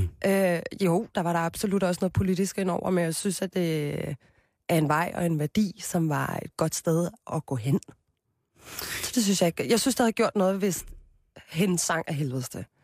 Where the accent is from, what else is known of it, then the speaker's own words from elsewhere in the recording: Copenhagen, Capital Region of Denmark, Denmark; jeg er fra Christianshavn. Født og opvokset